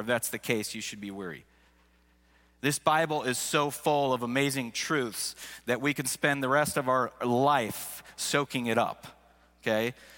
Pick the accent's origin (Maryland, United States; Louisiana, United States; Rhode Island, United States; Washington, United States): Washington, United States; Seattle; first language English; moved away as an adult; also born or lived in Missouri; I grew up in Seattle, so it was something that I took for granted. That's until I moved to the state of Missouri